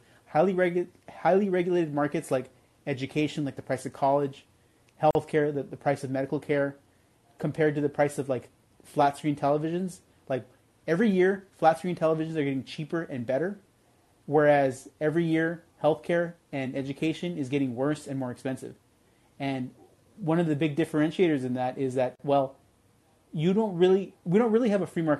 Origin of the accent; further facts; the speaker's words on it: Southern California, United States; I'm from Southern California